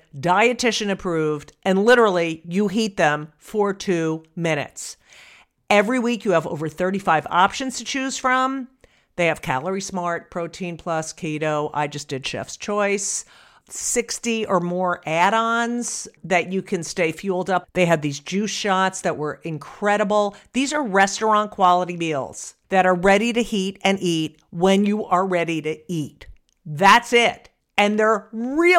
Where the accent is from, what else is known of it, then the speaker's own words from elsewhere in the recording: New Jersey, United States; I grew up in New Jersey